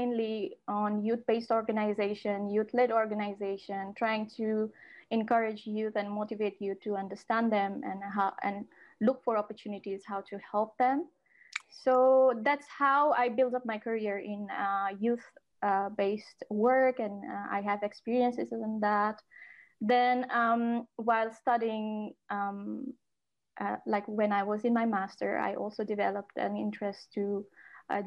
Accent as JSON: {"language": "English", "country": "Nepal", "first_language": "Nepali", "second_language": "English", "moved": "as an adult", "lives_now": "Netherlands", "said": "I am from Nepal"}